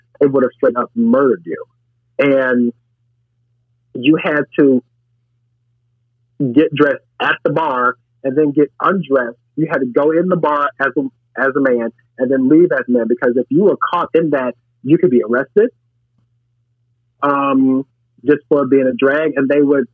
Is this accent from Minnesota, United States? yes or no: no; St. Louis, Missouri, United States; moved away as an adult; now in Chicago, United States; I'm originally from St. Louis, so I moved here to Chicago when I was 20